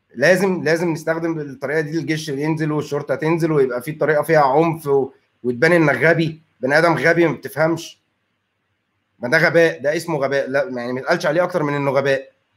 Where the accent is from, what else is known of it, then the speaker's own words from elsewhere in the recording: Egypt; عندنا في مصر